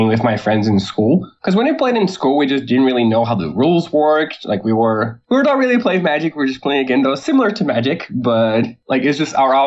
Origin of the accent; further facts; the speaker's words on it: Porto Alegre, Rio Grande do Sul, Brazil; I grew up in Porto Alegre, which is the same place I live